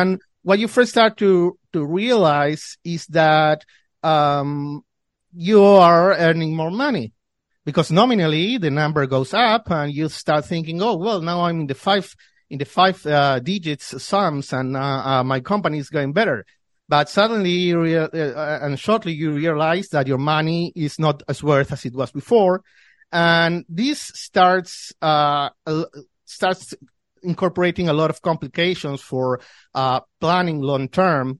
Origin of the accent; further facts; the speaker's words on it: Buenos Aires, Argentina; I was born and raised here in Argentina. I have li-, lived all my life in in Buenos Aires.